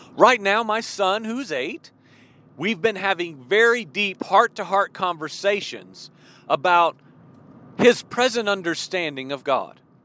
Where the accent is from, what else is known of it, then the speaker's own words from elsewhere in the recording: Illinois, United States; moved away; also born or lived in Georgia; I grew up in Illinois